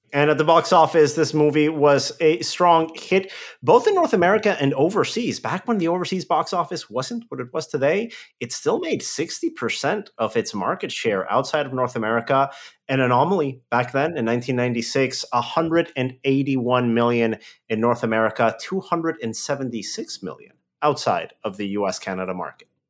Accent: Mexico; moved away; my hometown in Mexico

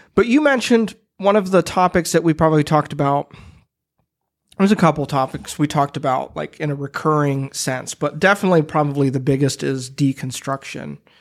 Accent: Midwest, United States; I'm a Midwesterner

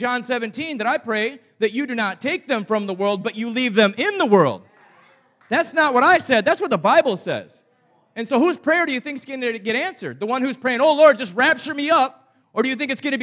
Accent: Saginaw, Michigan, United States; I told you I was from Saginaw, Michigan

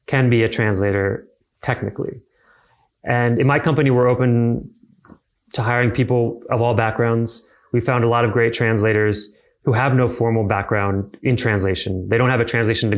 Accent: United States; as an American

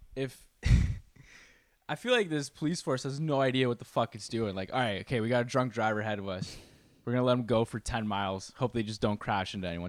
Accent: Canada; I am Canadian

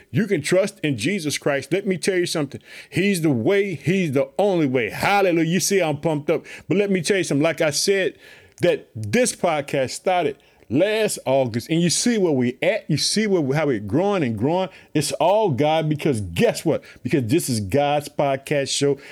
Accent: Illinois, United States; also born or lived in Chicago; my home state, the state of Illinois. I reside in the city of Chicago

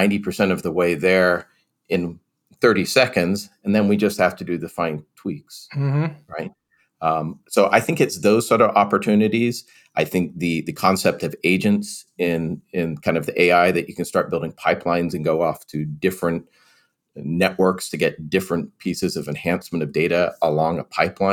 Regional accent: England, United Kingdom; also born or lived in California; now in United States; Now, so I am originally from England, so my parents would probably say data.

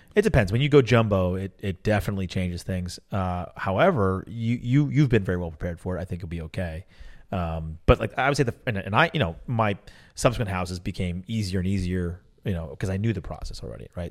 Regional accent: Atlanta, Georgia, United States; Atlanta is, is the, my hometown and the town that raised me

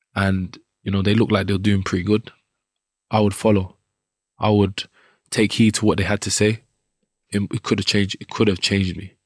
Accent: London, United Kingdom; I grew up in Southeast London, Wharf Road, and around the Peckham and Brixton area.

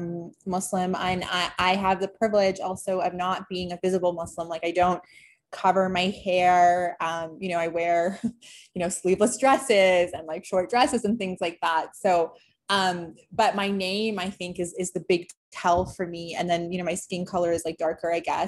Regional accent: Toronto, Ontario, Canada; moved away; I grew up in Toronto

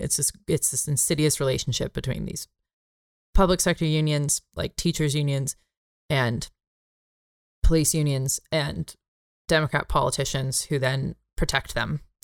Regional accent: San Jose, California, United States; my hometown of San Jose

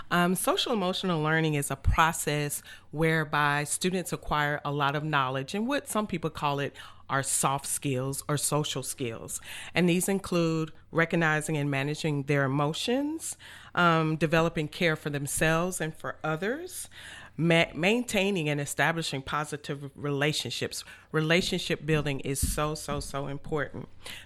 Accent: Atlanta, Georgia, United States; also born or lived in Bronx, New York; Yeah, my parents moved up there after they graduated from college, and they moved to New York, so that's where I was born. And eventually, you know, we moved to Atlanta, Georgia, and that's where my parents live now.

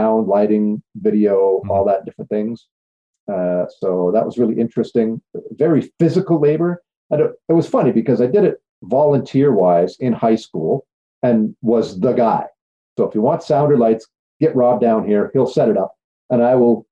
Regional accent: Cornwall, Ontario, Canada; I was born originally in Cornwall, Ontario, and at a fairly early age, I ended up working in a pub.

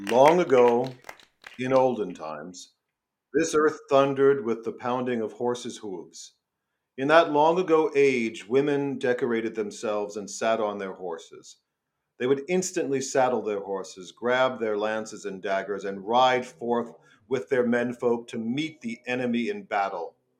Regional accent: New York City, New York, United States; I'm from New York. I'm from Staten Island.

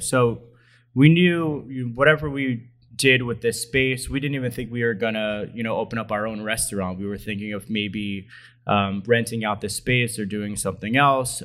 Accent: Allentown, Pennsylvania, United States; I'm from this area, born and raised in Allentown

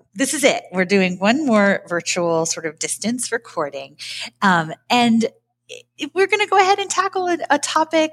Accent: Florida, United States; I grew up in Florida

